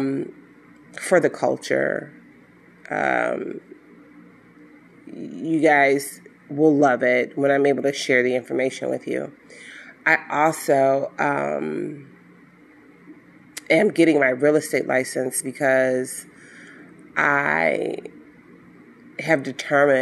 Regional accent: Chicago, Illinois, United States; even though I'm from Chicago, the health system that I worked for was located out of Birmingham, Alabama.

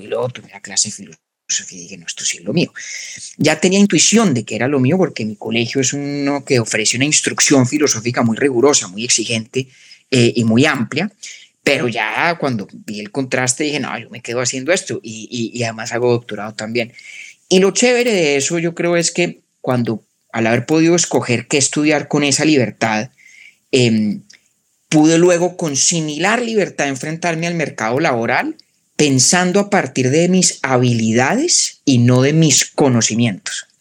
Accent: Bogotá, Colombia; moved away as an adult; now in United States; nací en Bogotá, crecí allá

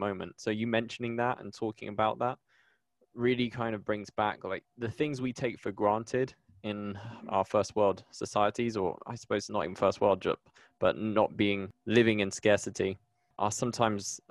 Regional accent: United Kingdom; I'm British, but my granddad is Venezuelan

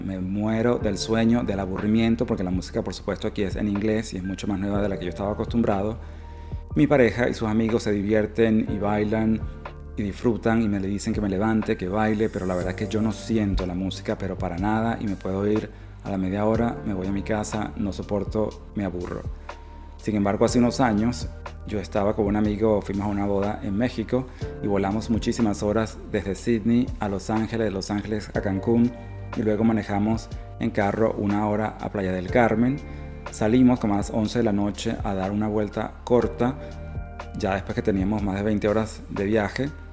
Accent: Venezuela; moved away as an adult; now in Australia; yo soy venezolano, mis primeras parejas fueron venezolanos, pero luego emigré

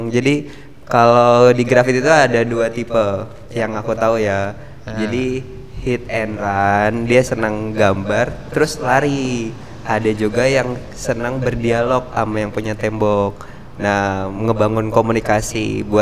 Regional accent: Jakarta, Indonesia; now in Nganjuk, Indonesia; aku pindahan dari Jakarta

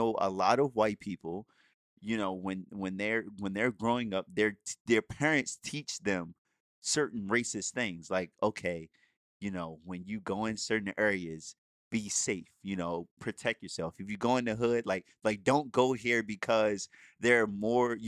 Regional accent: Baltimore, Maryland, United States; I grew up in Baltimore City, the streets of Baltimore City, like in the hood

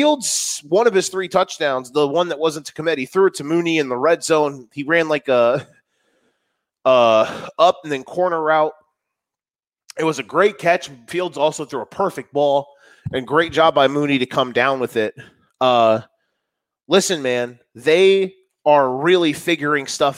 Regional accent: Florida, United States; moved away; I am from Florida and my mother was a Dolphins fan.

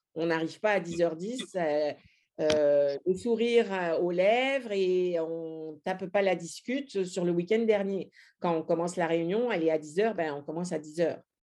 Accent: France; moved away; en tant que Français

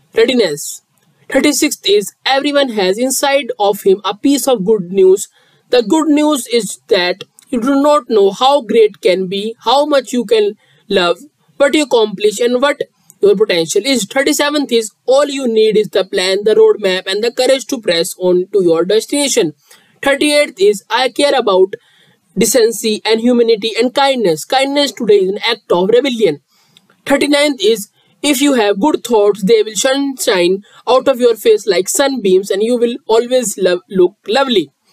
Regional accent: India; I am from India

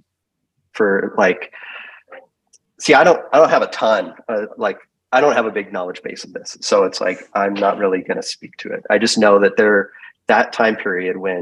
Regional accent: California, United States; I'm from California. I have three brothers. I'm really close with my family.

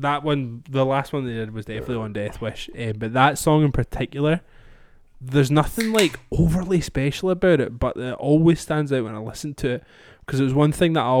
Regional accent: Scotland, United Kingdom; I'm Scottish

